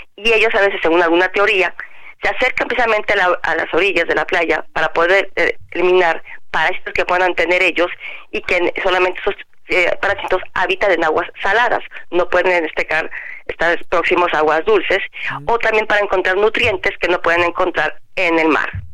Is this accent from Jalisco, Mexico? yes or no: yes; Jalisco, Mexico; mi tierra, en Jalisco